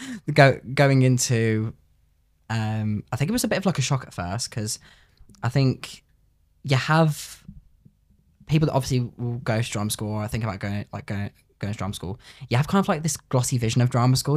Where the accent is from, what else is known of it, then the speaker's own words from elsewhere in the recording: Coventry, West Midlands, United Kingdom; I'm from Coventry.